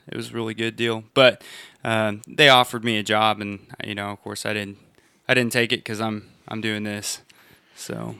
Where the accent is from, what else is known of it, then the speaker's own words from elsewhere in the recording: United States; everyone knew I was from America whenever I was there